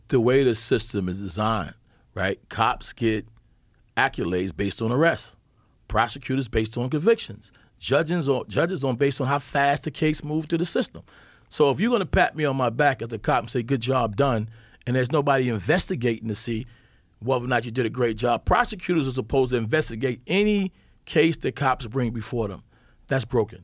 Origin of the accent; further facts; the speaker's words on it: New York City, New York, United States; I grew up in Bedford-Stuyvesant, Brooklyn